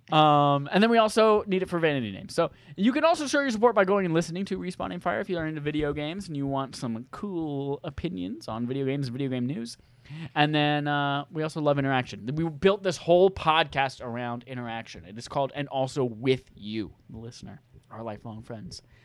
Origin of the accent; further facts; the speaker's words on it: North Carolina, United States; moved away as an adult; also born or lived in Chicago / California; growing up in North Carolina